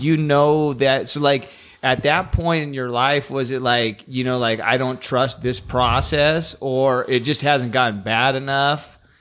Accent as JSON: {"language": "English", "town": "Los Banos", "region": "California", "country": "United States", "tie": "born or raised there", "said": "born and raised in Los Banos my whole life"}